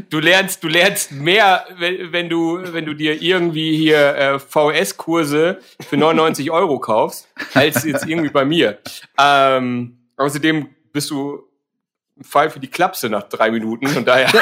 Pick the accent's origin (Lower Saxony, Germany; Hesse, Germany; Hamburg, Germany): Hamburg, Germany; komme aus Hamburg.